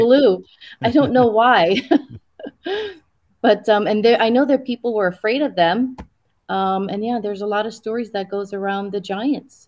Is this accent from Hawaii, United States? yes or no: yes; Hawaii, United States; also born or lived in Japan / US mainland; I was born in Japan and raised in Hawaii